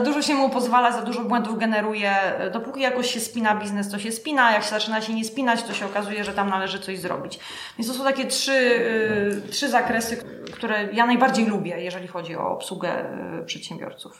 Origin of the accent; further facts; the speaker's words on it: Gliwice, Silesian Voivodeship, Poland; moved away as an adult; also born or lived in Kraków; now in Łódź, Poland; ja jestem z Gliwice